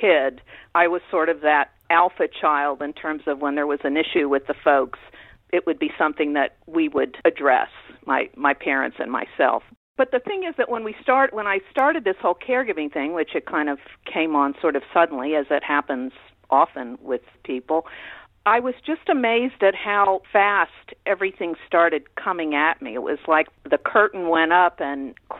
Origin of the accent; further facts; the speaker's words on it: Orlando, Florida, United States; moved away as an adult; also born or lived in Tampa, Florida / Los Angeles, California; I grew up in Orlando before Disney came to town